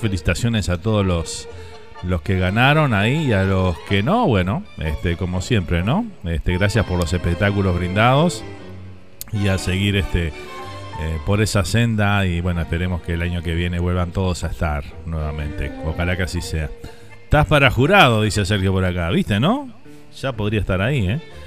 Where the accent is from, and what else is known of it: Uruguay; now in Miami, United States